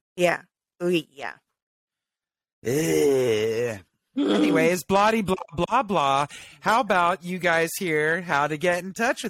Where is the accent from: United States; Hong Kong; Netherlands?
United States; the South; I was raised in the South